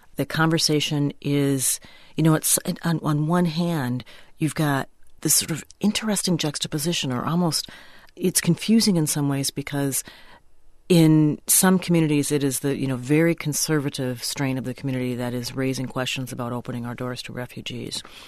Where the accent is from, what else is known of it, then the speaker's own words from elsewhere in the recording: Minnesota, United States; I'm, I'm a Minnesotan